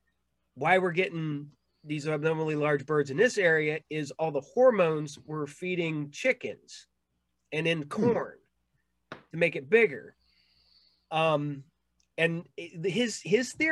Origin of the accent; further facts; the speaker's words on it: Ohio, United States; I grew up in Ohio